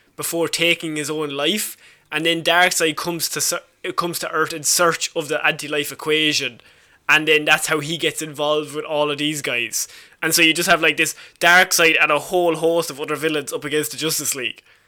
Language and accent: English; Ireland